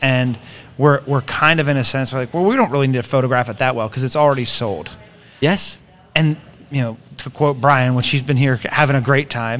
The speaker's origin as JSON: {"language": "English", "town": "Greencastle", "region": "Pennsylvania", "country": "United States", "tie": "born or raised there", "said": "I grew up in Pennsylvania"}